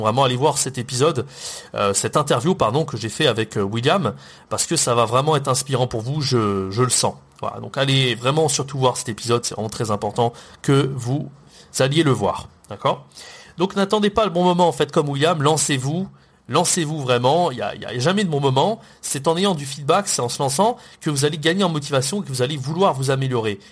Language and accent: French; France